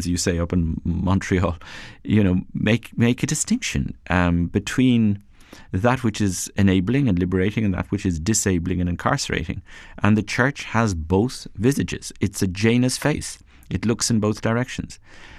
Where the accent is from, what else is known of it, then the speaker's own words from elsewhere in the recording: Ireland; I grew up in Ireland where there are many sacred places